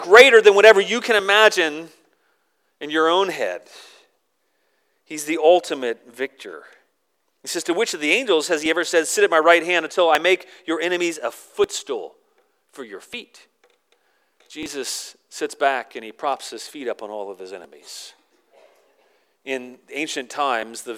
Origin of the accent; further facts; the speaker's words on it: Virginia, United States; I grew up in Virginia